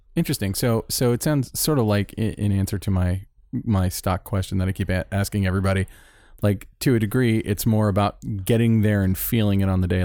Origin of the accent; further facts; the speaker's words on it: Florida, United States; moved away; I'm from Florida